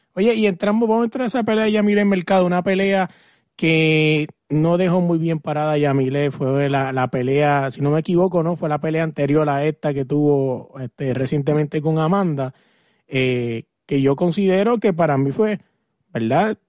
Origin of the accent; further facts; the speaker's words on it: Puerto Rico; yo soy puertorriqueño